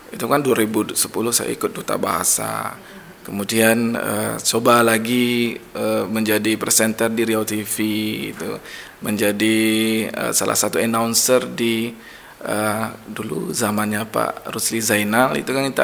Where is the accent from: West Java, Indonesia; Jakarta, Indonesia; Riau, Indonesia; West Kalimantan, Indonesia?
Riau, Indonesia; Kubu; ya kalau dari awal ya kayak ya, saya dari SD SMP SMA itu di kubu